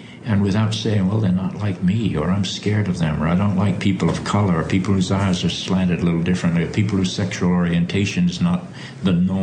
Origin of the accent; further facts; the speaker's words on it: the South, United States; When I grew up in the South, I grew up in an evangelical Episcopal church